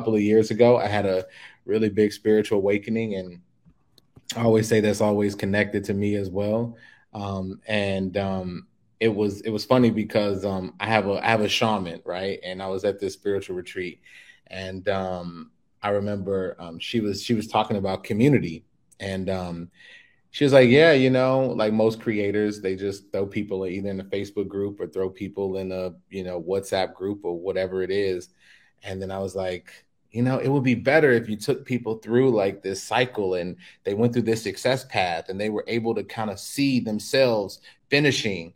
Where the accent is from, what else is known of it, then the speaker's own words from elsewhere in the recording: Chicago, Illinois, United States; moved away as an adult; now in Mexico; I was born and raised in Chicago